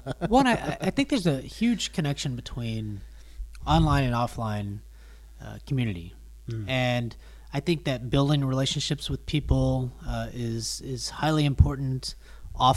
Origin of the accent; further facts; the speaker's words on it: Texas, United States; I'm from Texas